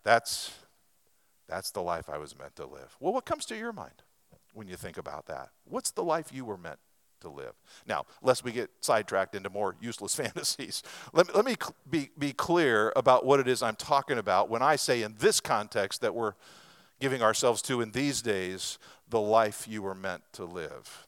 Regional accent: Lebanon, Oregon, United States; moved away; Starla and I grew up in Western Oregon in a little sawmill town there called Lebanon, Oregon

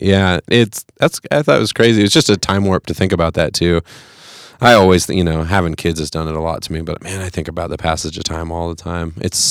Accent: Fresno, California, United States; now in Colorado, United States; I'm from Fresno.

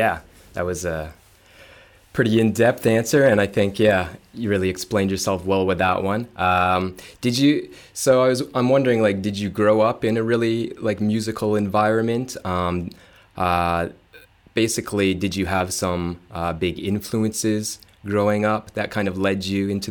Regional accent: Ontario, Canada; For myself, growing up outside of Toronto, there's a station like Jazz 91

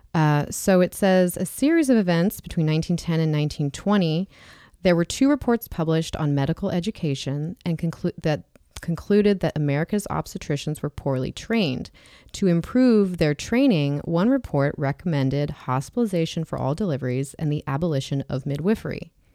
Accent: Kansas, United States; I was born in a hospital in Kansas

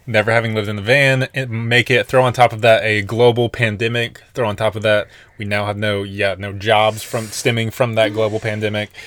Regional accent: Nashville, Tennessee, United States; moved away as an adult; also born or lived in Colorado; we were born and raised in Nashville until, like, two thousand eighteen.

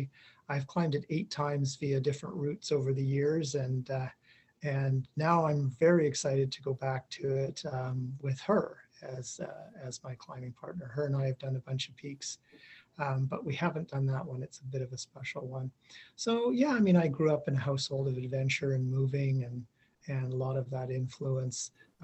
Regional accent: Iqaluit, Nunavut, Canada; also born or lived in Inuvik / Whitehorse; now in Edmonton, Canada; My parents, I grew up on Baffin Island lived in Iqaluit and then ended up in the Mackenzie Delta in Inuvik. I finished high school in Whitehorse in the Yukon.

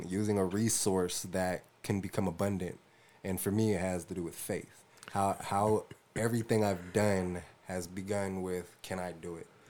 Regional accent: Tacoma, Washington, United States; I'm from Tacoma, Washington

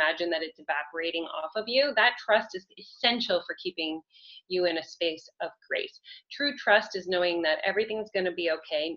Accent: Canada; I'm Canadian

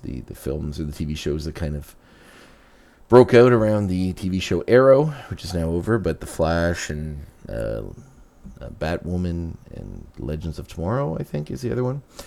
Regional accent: Canada; as a Canadian

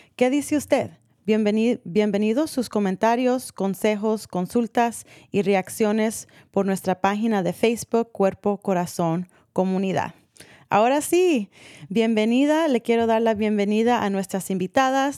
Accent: San Rafael, California, United States; Crecí en San Rafael

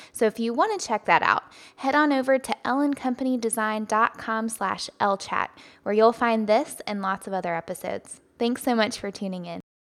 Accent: the South, United States; accent: Southern; my Southern accent

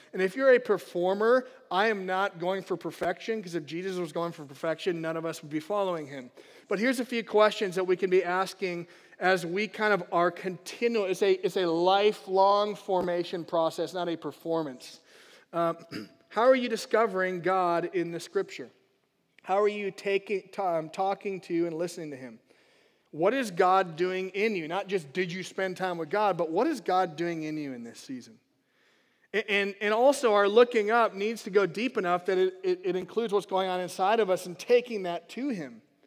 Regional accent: United States; as American Christians is there's many great things to the country we live

